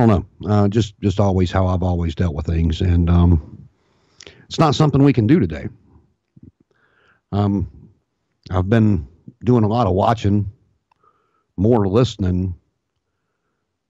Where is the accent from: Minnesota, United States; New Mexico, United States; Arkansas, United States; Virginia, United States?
Virginia, United States; Martinsville; now in Richmond, United States; I was born and raised in Martinsville, Virginia, and moved to Richmond.